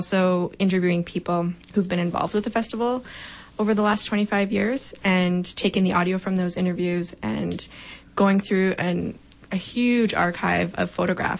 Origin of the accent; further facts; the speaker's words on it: Saskatoon, Saskatchewan, Canada; now in Regina, Canada; I'm from Saskatoon